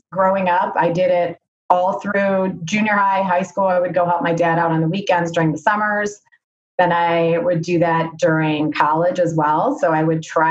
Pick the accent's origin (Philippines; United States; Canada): United States; Chicago, Illinois; also born or lived in Darien, Illinois / Washington, D.C.; Born in Chicago, then moved to Darien. Daughter of immigrants